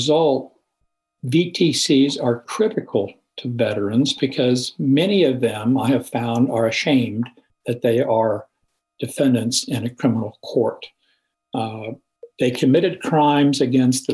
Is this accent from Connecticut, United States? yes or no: no; Salina, Kansas, United States; my hometown of Salina